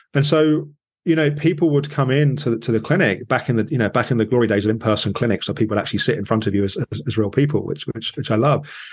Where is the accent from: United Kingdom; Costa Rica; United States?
United Kingdom; England; as an English person